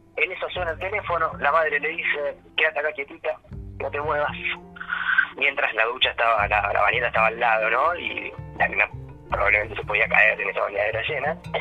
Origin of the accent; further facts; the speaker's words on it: Argentina; de nuestra cultura como argentinos y como latinoamericanos